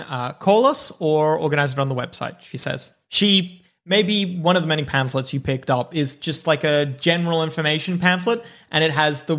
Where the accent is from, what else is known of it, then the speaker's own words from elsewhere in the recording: Northern Territory, Australia; But I grew up in the Northern Territory, not New South Wales.